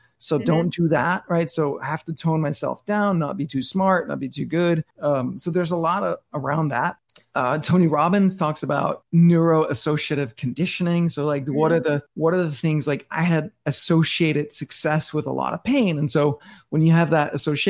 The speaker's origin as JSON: {"language": "English", "country": "Denmark", "tie": "born or raised there", "moved": "as an adult", "lives_now": "New York City, United States", "said": "I'm born and raised in Denmark and I live in New York City now"}